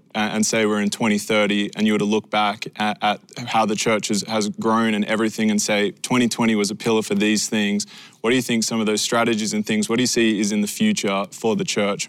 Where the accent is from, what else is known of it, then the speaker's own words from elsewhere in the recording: Australia; I'm proud to be Australian.